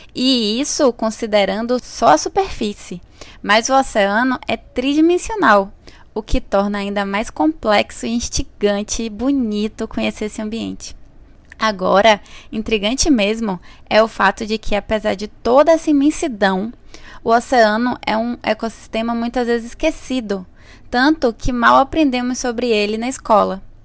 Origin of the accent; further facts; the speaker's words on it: Bahia, Brazil; eu sou da Bahia